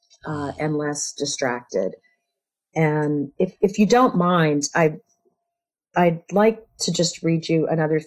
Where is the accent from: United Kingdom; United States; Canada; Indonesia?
United States; growing up in America